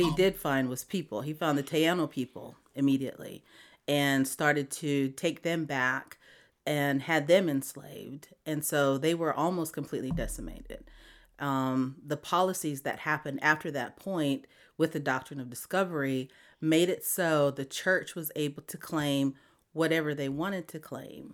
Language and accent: English; Wamblee, South Dakota, United States; moved away as an adult; now in Montgomery, United States; I grew up on the Pine Ridge Indian Reservation in a little town called Wombley.